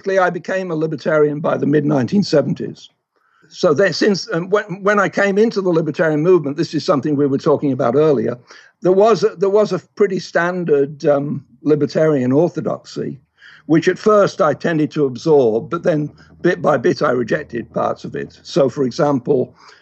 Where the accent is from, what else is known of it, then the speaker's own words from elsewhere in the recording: England, United Kingdom; moved away; I grew up in England, although I'm of Scottish extraction